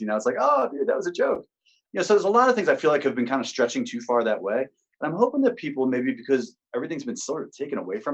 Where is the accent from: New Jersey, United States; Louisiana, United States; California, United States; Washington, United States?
New Jersey, United States; Sparta; Born and raised in Sparta